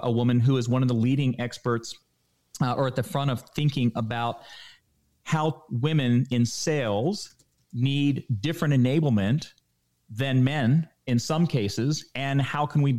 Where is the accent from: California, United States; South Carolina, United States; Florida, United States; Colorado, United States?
Florida, United States; moved away; I grew up in Florida